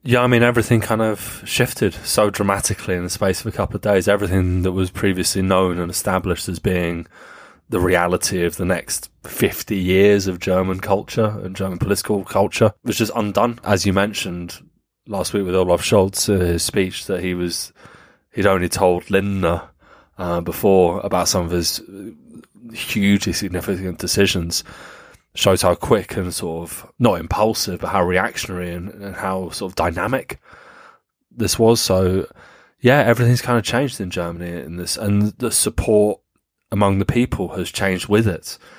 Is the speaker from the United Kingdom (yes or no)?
yes; United Kingdom; as British people